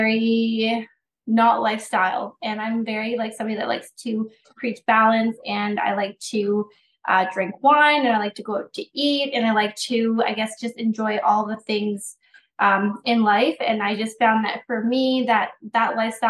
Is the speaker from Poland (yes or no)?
no; New Brunswick, Canada; I am from New Brunswick